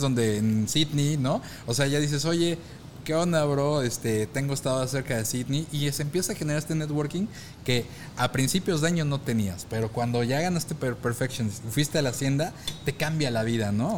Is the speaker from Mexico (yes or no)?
yes; Mexico; conocemos como mexicanos